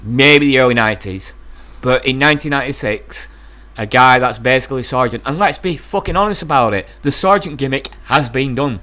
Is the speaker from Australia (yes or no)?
no; East Lancashire, North West England, United Kingdom; I, I am a guy from East Lancashire, the north of England.